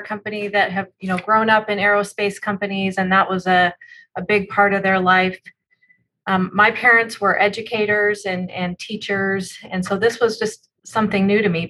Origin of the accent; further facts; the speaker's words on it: Spokane, Washington, United States; also born or lived in Tacoma, Washington; I grew up in Spokane, Washington, so on the other side of, uh, of the state from where we are today